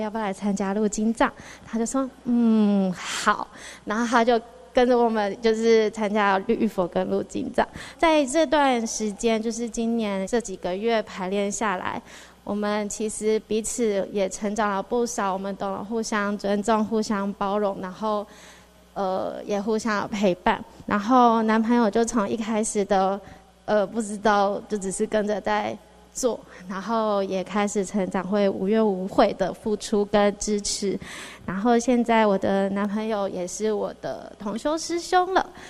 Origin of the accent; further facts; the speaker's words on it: Xizhi, New Taipei, Taiwan; also born or lived in Wanhua, Taipei / Hualien; now in Taipei, Taiwan; 我小时候是住在戏子 然后戏子就一直在淹水